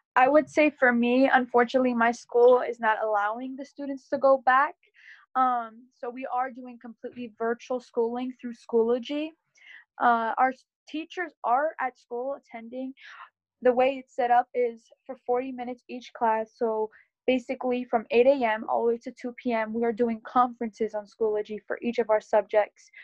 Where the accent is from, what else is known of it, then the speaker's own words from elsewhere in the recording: Berks County, Pennsylvania, United States; I am from Berks County in Pennsylvania